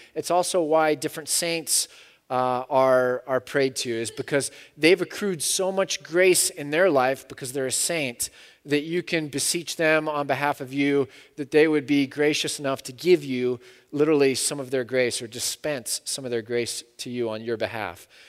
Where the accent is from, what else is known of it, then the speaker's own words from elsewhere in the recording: United States; I'm American